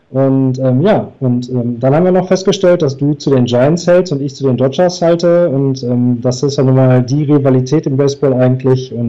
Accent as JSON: {"language": "German", "town": "Duisburg", "region": "North Rhine-Westphalia", "country": "Germany", "said": "ich bin aus Duisburg und habe hier in meiner Stadt"}